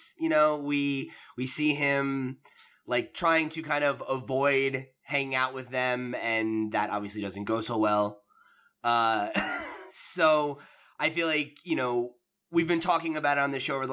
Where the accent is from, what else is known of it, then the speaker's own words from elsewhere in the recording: Toms River, New Jersey, United States; my hometown where there was, like I said, there was three high schools